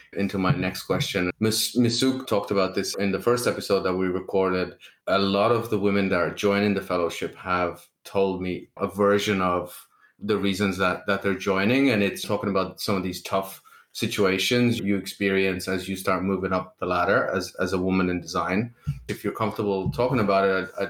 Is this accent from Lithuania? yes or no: yes; Lithuania; moved away; I never really worked back in Lithuania. I left the country very young